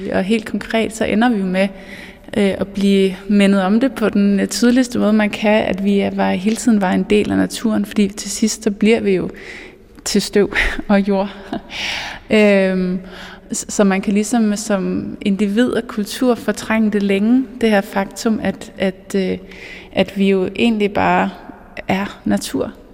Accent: Mols Bjerge, Central Denmark Region, Denmark; jeg er vokset op i Molsbjerg

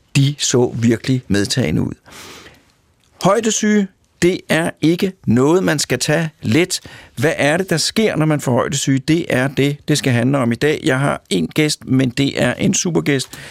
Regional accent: Denmark; Jeg kommer fra Danmark. Jeg er opdraget til at forholde mig til vand, kviksand, hestehuller

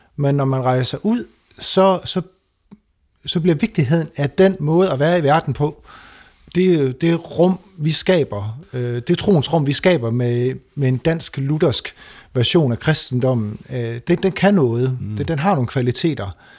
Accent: Denmark; moved away as an adult; now in Toronto, Canada; jeg som dansker

